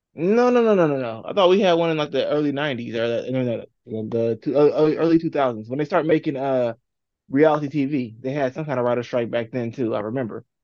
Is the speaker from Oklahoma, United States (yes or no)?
no; California, United States; now in Indiana, United States; I grew up in California. have to live out here in Indiana